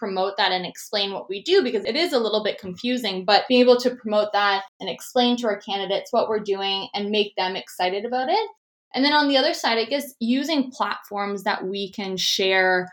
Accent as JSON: {"language": "English", "town": "Toronto", "region": "Ontario", "country": "Canada", "moved": "as an adult", "lives_now": "Vancouver, Canada", "said": "I'm actually originally from Toronto, Ontario, and I moved out to Vancouver, BC, where I'm currently located, to attend the Simon Fraser University."}